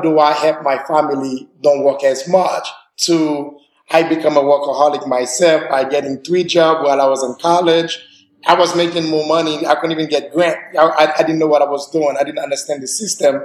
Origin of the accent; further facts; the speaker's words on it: Haiti; now in Nashville, United States; I'm from Haiti